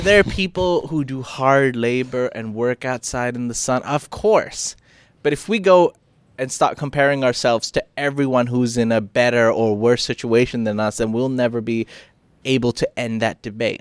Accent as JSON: {"language": "English", "region": "Phuket", "country": "Thailand", "said": "I, I come from Phuket as well"}